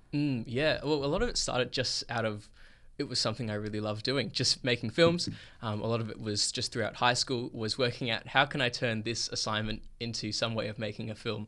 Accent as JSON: {"language": "English", "town": "Perth", "region": "Western Australia", "country": "Australia", "tie": "born or raised there", "said": "I was born and raised here in Perth, Australia"}